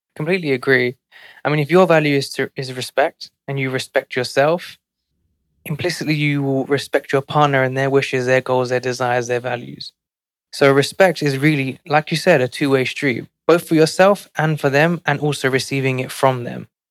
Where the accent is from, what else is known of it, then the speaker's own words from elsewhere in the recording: London, United Kingdom; now in New York City, United States; growing up in one of London's most financially